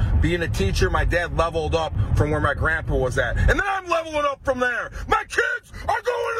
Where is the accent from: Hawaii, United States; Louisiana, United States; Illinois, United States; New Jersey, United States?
Illinois, United States; Schaumburg; This dude's from motherfucking Schaumburg, bitch. My dad was a high school gym teacher.